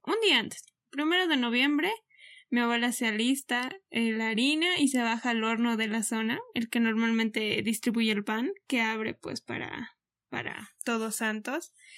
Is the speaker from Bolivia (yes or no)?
yes; Bolivia